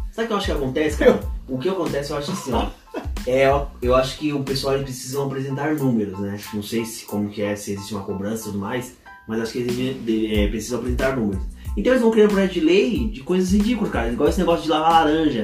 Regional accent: Ourinhos, São Paulo, Brazil; moved away; a gente é de Ourins, cara. A gente sabe como funciona a cidade lá

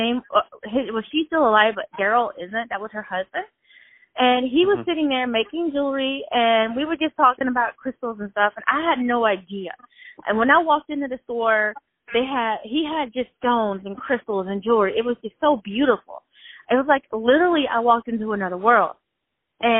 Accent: Shreveport, Louisiana, United States; moved away as an adult; now in Atlanta, United States; I'm from Shreveport, and I had moved to Atlanta in 2005 from Shreveport

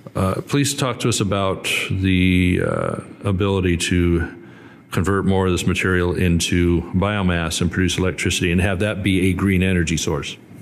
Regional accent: Northern California, United States; I come from Northern California

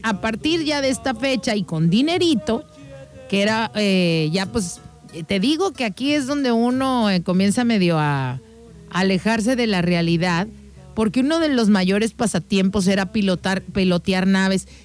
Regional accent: Mexico; nosotros como mexicanos

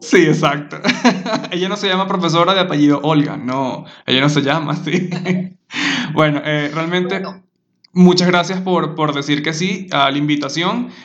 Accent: Maturín, Monagas, Venezuela; moved away as an adult; also born or lived in Margarita Island; yo soy de Maturín

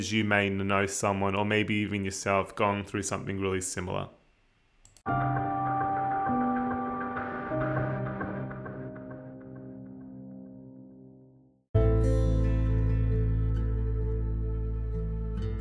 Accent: Melbourne, Victoria, Australia; I was born in Australia. Born and bred in Melbourne.

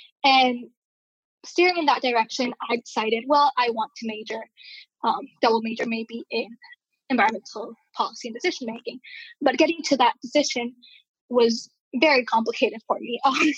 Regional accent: Bolivia; also born or lived in Venezuela / Peru; So I grew up in Bolivia and Venezuela, mostly. And then shortly after, I moved back to Peru, Lima, Peru.

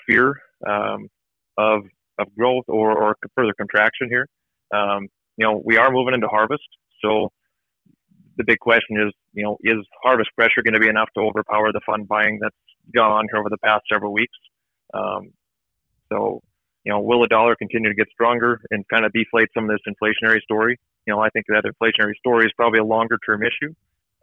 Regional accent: northeastern North Dakota, United States; moved away as an adult; also born or lived in Valley City, North Dakota / Fargo, North Dakota; now in Illinois, United States; I'm a farm kid, grew up in northeastern North Dakota

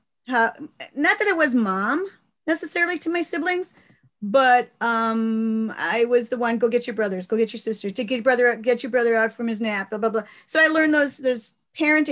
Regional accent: United States; Yes, I grew up in the parish.

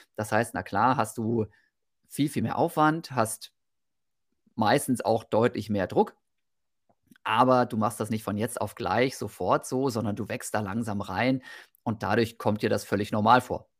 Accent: Osnabrück, Lower Saxony, Germany; moved away as an adult; also born or lived in Bochum-Wattenscheid; now in Mettmann, Germany; wohne mittlerweile in Mettmann, bin aufgewachsen in Osnabrück

